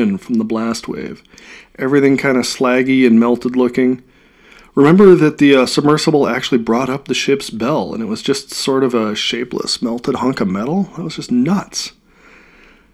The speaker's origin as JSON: {"language": "English", "region": "Midwest", "country": "United States", "said": "I'm from the Midwest."}